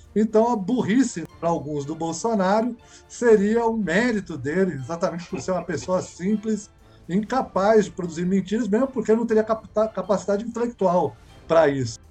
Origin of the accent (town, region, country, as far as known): Brazil